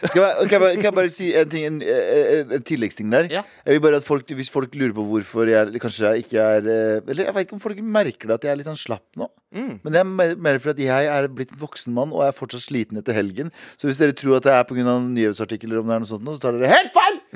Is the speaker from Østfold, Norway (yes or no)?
yes; Mysen, Østfold, Norway; moved away; also born or lived in Trondheim; mesteparten av ungdomstiden min husker jeg fra Mysen